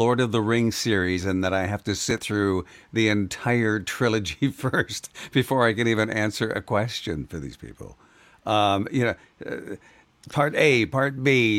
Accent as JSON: {"language": "English", "country": "Canada", "moved": "yes", "lives_now": "United States", "said": "my homeland"}